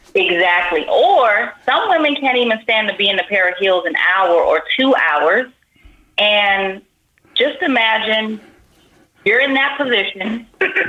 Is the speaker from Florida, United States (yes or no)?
yes; Miami, Florida, United States; also born or lived in Las Vegas; now in California, United States; I am from Miami